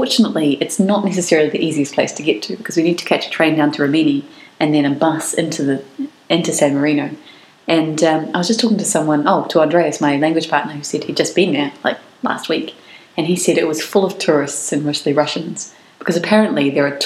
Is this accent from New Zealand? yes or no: yes; New Zealand; as Kiwis, we kind of had to make sure to keep in touch with our own culture